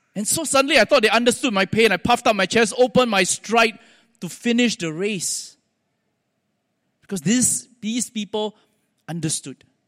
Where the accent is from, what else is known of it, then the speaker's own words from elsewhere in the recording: Singapore; accent: Singlish; also born or lived in United States; I'm a Singaporean